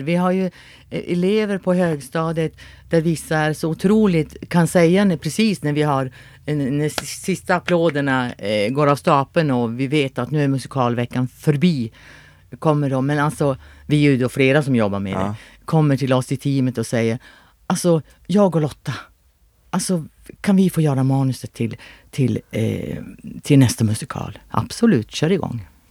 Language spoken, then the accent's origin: Swedish; Luleå, Norrbotten County, Sweden; moved away as an adult; also born or lived in Örebro; jag är född i Luleå och jag har bott i Luleå i många, många, många, många år